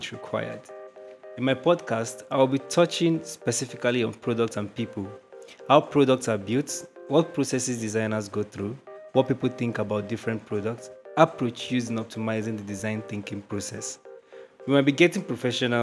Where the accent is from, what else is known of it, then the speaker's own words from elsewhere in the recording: Nigeria; I am a digital product designer from Nigeria.